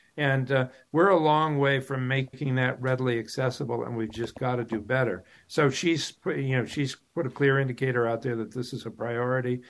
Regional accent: Western Massachusetts, United States; I grew up in Western Mass

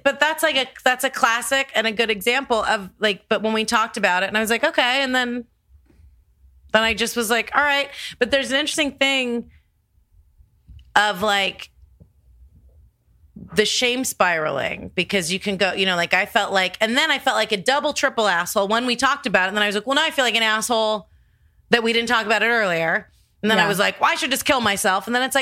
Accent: New York, United States; I'm a New Yorker.

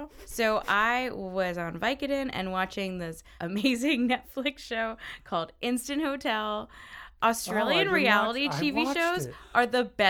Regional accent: the South, United States; It's not freshly squeezed, and it's just because I'm from the South and we don't do proper grammar.

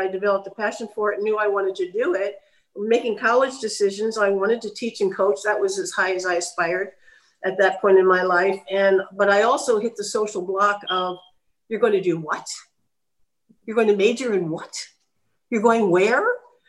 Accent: Bryn Mawr, Pennsylvania, United States; I was born in Bryn Mawr, Pennsylvania, and a little suburban area of Philadelphia.

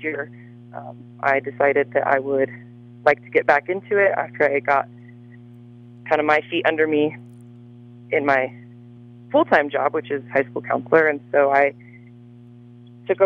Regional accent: Trinidad, Colorado, United States; moved away as an adult; I am originally born and raised in Trinidad and attended Trinidad High School

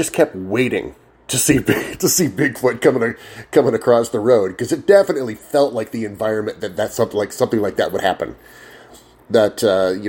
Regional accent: Illinois, United States; moved away; I'm from Illinois. I'm from the other side of the country.

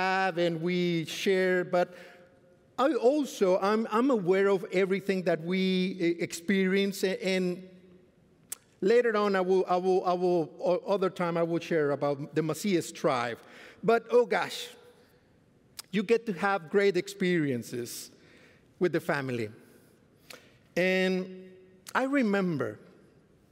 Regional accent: Mexico; moved away as an adult; now in Fort Worth, United States; I come from Mexico. I just came to Fort Worth since 2014

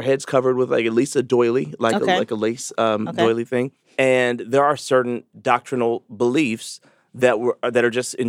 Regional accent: Chicago, Illinois, United States; I'm from Chicago.

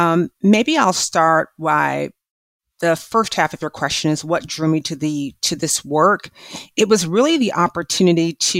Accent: Midwest, United States; growing up in the Midwest to a single parent

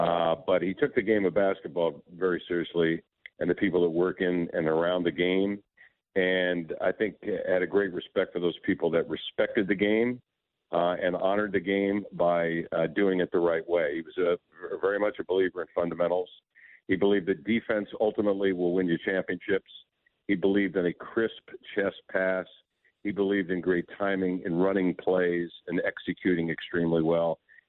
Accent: Indianapolis, Indiana, United States; moved away; I grew up in Indianapolis, Indiana.

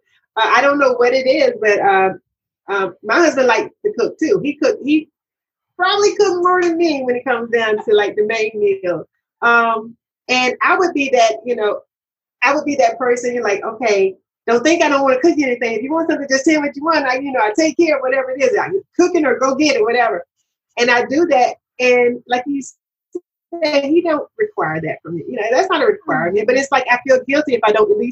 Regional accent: Georgia, United States; now in Maryland, United States; I'm from Georgia, you know. I'm in Maryland now, but I was born and raised in Georgia

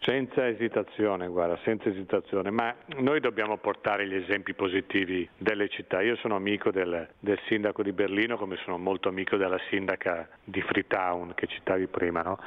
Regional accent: Brianza, Lombardy, Italy; also born or lived in Milan; sono nato a Milano perché allora si nasceva in clinica, in una clinica milanese, ma ho vissuto in, in Brianza

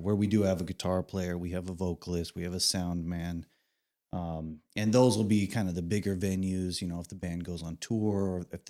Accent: San Diego, California, United States; moved away as an adult; also born or lived in Pearl Harbor, Hawaii; now in Silverdale, United States; I'm from San Diego, California

